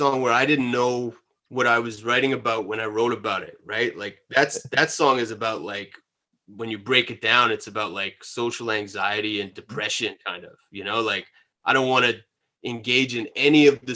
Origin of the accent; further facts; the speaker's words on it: Winnipeg, Manitoba, Canada; We come from Winnipeg